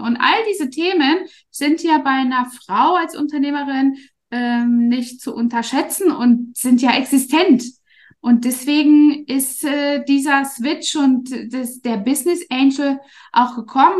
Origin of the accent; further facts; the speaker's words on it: East Germany, Germany; moved away as an adult; now in Dubai, United Arab Emirates; ich bin ja in Ostdeutschland groß geworden